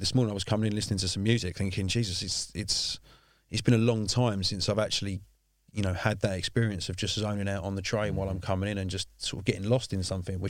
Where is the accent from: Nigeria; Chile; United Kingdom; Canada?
United Kingdom; London; I mean, I grew up in South East London. I've lived here all my life.